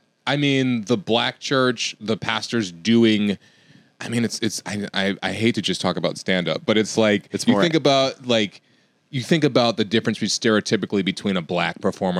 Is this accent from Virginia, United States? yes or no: yes; Richmond, Virginia, United States; also born or lived in West Chester, Pennsylvania; I feel like I'm from Virginia because like from 8 or 9